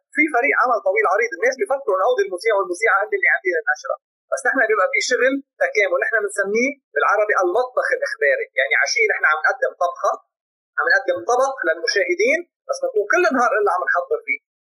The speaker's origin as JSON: {"language": "Arabic", "country": "Lebanon", "said": "عندنا بلبنان"}